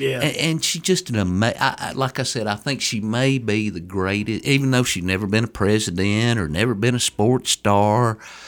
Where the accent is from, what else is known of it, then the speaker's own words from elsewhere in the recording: Coffee County, Middle Tennessee, United States; Well, I'm a Middle Tennessee guy. I grew up in Coffee County, and I've always just loved it here in Middle Tennessee.